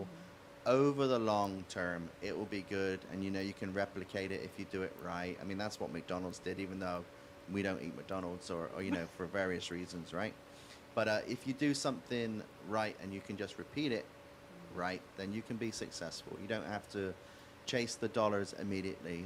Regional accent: West Country, South West England, United Kingdom; accent: West Country farmer's accent; now in United States; So the part of England I come from is a place called the West Country

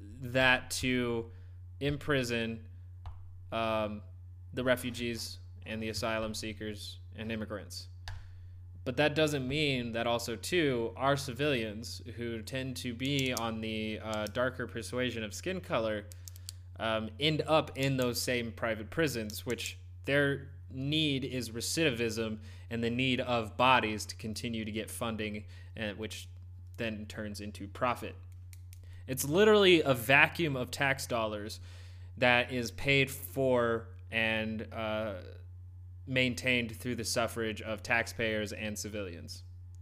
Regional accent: United States; I'm brown. I'm an American mutt

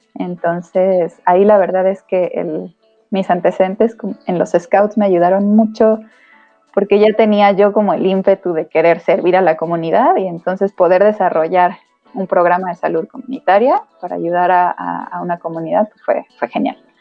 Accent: State of Mexico, Mexico; yo soy del Estado de México, entonces yo comencé mi vida scout en el grupo 87 en Aucalpan, en el Cerro de Moctezuma

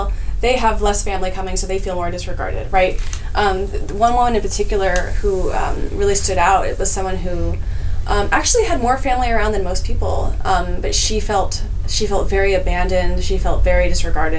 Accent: California, United States; I grew up in California

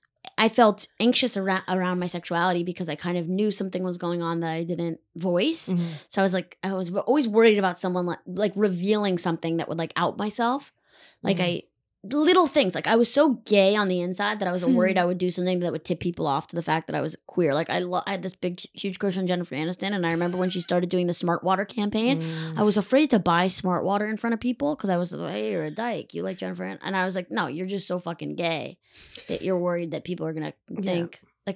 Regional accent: Weston, Connecticut, United States; I'm just fucking with you. I grew up in Weston, Connecticut.

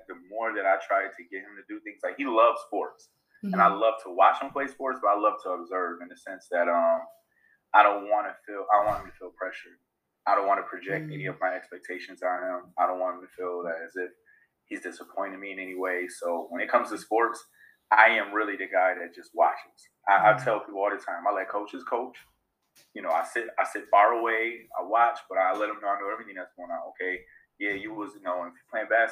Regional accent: Rochester, New York, United States; I am born and raised in Rochester. Proud teacher of Rochester City School District

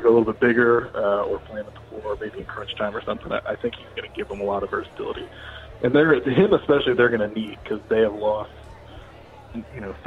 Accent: Cincinnati, Ohio, United States; I grew up in Cincinnati

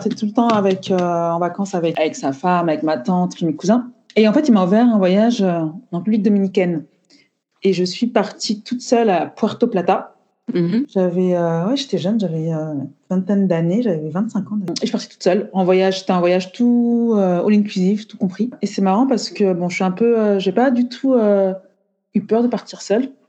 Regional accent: Cameroon; now in Île-de-France, France; Je suis originaire euh, du Cameroun. Je vis en Île-de-France.

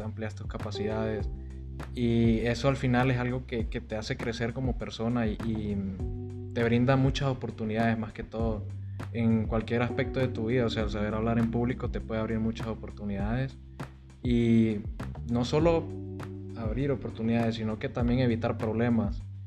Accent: Tegucigalpa, Francisco Morazán, Honduras; moved away as an adult; now in Monterrey, Mexico; yo vengo de la capital de Honduras, que es Tegucigalpa. Ya tengo en Monterrey aproximadamente unos seis meses.

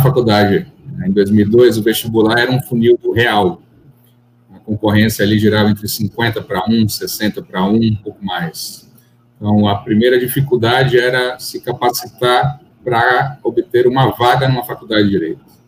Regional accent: Salvador, Bahia, Brazil; born or raised there; also born or lived in São Paulo

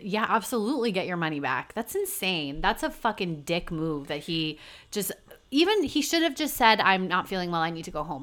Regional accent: New Hampshire, United States; now in New York, United States; I'm from New Hampshire

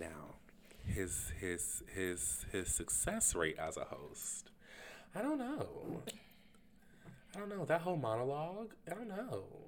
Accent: the South, United States; I am from the South

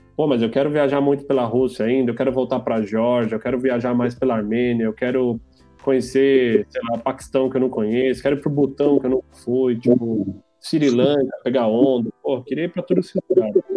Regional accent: São Paulo, Brazil; moved away as an adult; now in Portugal; Sou de São Paulo.

